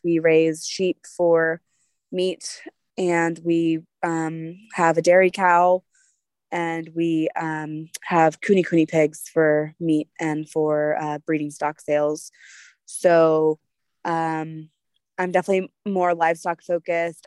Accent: United States; we're patriotic American people

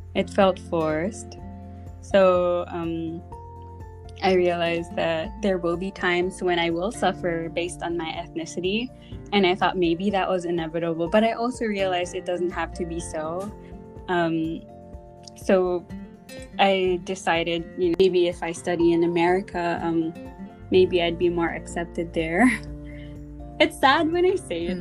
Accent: Australia; moved away as an adult; also born or lived in Philippines; now in Japan; growing up in Australia as a Filipino

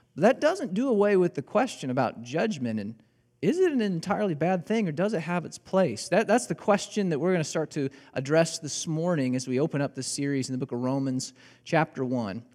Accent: Illinois, United States; moved away as an adult; also born or lived in Joplin, Missouri; I grew up in Illinois. I learned how to drive in Illinois

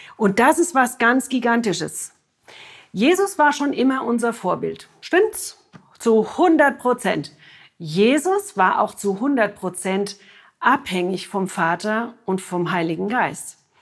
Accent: Germany; bei uns in Deutschland

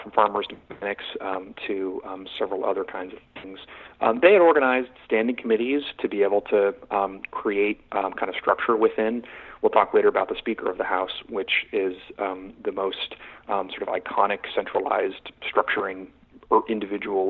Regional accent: Dallas, Texas, United States; also born or lived in Kansas; I was born in Kansas. I spent almost all of my childhood in Dallas, suburban Dallas

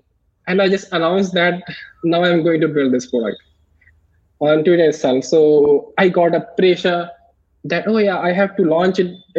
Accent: India; I'm from India

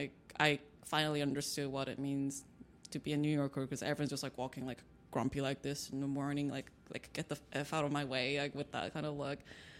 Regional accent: China; also born or lived in Seoul, South Korea; Like I was born in Korea, Seoul, but I grew up in China, and then like some time, like when I was like teenager, I moved back to Korea for a little bit, came back to China again

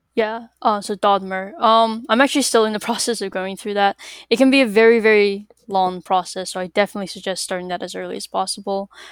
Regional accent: Massachusetts, United States; I'm from Massachusetts.

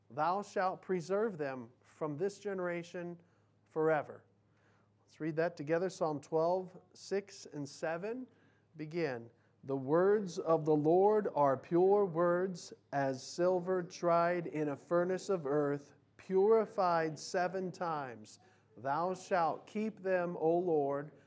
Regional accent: United States; as American Christians

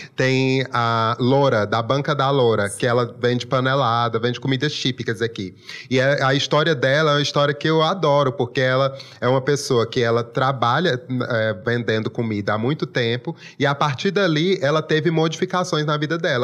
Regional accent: Brazil; Eu sou nascido e criado aqui Sim. e me orgulho muito desse sotaque

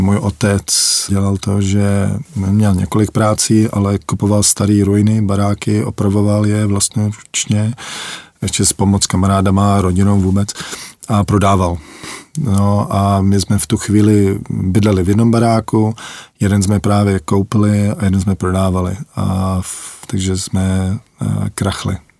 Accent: Canada; moved away as an adult; also born or lived in Czechoslovakia / Litvínov, Czech Republic / Kansas, United States; Jsme, jsme zdrhli za lepším životem, jak se říká, no, do Kanady

